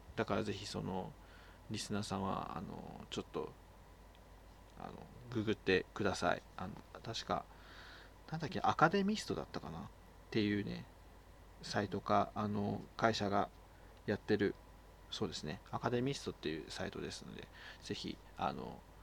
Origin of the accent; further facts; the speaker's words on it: Oita, Japan; 俺の地元は大分やけど福岡よりやからでも博多よりも小倉の方が言葉が近いね